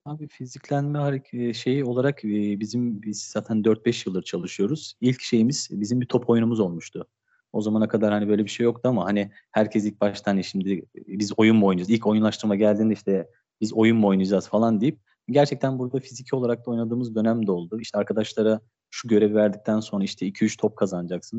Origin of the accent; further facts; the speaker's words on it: Istanbul, Turkey; 1988 İstanbul doğumluyum